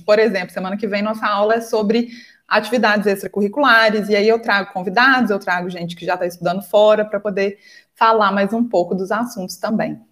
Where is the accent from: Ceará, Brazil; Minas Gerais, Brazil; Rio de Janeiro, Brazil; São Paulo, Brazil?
Minas Gerais, Brazil; aqui em Minas Gerais, eu sou de Minas, acho que vocês perceberam pelo meu sotaque